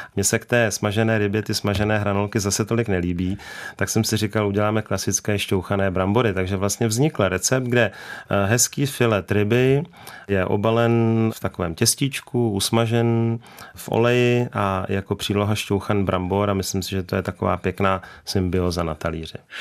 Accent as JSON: {"language": "Czech", "region": "Bohemia", "country": "Czechia", "said": "u nás v Čechách"}